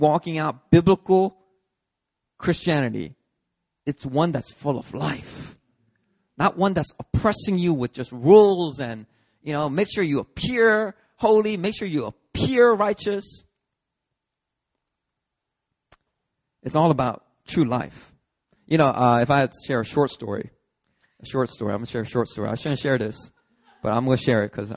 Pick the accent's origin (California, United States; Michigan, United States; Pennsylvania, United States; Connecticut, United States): Pennsylvania, United States; Philadelphia; I grew up in Philly.